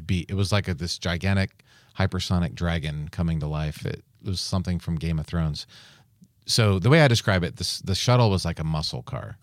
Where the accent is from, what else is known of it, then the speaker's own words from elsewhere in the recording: near the Goddard Space Flight Center, Maryland, United States; when I was a kid, um, growing up near the Goddard Space Flight Center